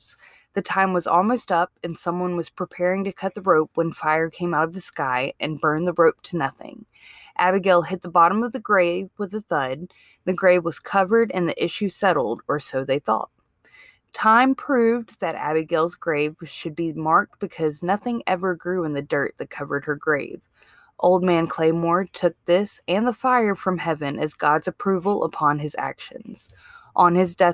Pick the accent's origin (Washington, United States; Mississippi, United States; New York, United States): Mississippi, United States; now in Alabama, United States; Like I didn't grow up in Alabama. I grew up in Mississippi.